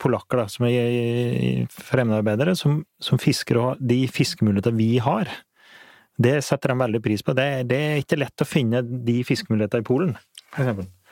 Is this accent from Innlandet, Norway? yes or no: yes; Flisa, Innlandet, Norway; jeg vokste opp på Flisa